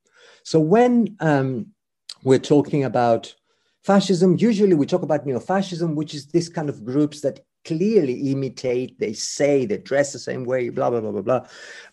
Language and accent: English; Greece; English is a second language; It is, in my home country, religion is important to Greek fascism because it's so important as part of the national identity.